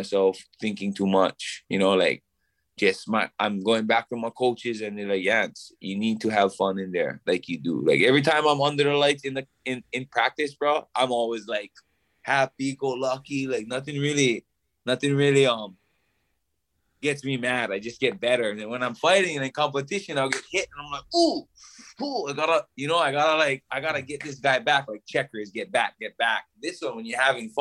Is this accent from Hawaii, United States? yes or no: yes; Hawaii, United States; one thing about being Hawaiian is service to others